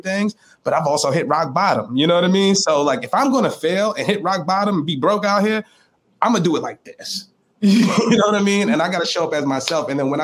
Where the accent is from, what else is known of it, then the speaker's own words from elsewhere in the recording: New York City, New York, United States; I was straight from the Bronx